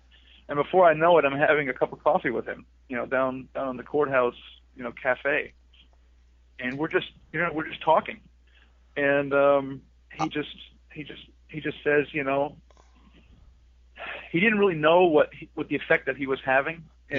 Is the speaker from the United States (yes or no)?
no; Southern Germany, Germany; Yeah, so I'm actually from Germany. I was Deutschland, from Südenteil von Deutschland, but I don't speak with an accent, so you can't really tell.